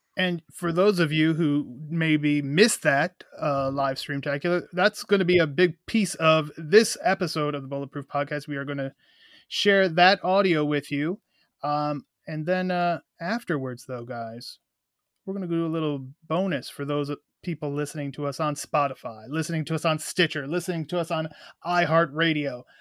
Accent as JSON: {"language": "English", "town": "Cleveland", "region": "Ohio", "country": "United States", "tie": "born or raised there", "said": "my hometown of Cleveland"}